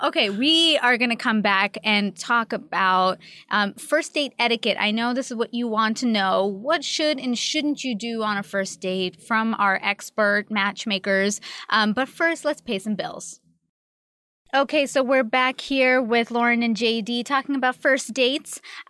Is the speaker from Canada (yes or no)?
yes; Canada; Like, I'm Canadian. Tell me about Indiana.